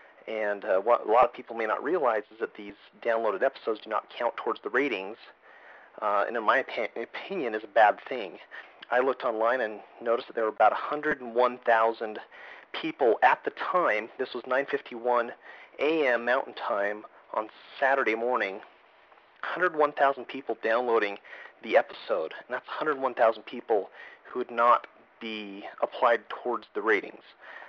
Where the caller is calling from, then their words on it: Syracuse, Utah, United States; I'm calling from Syracuse, Utah.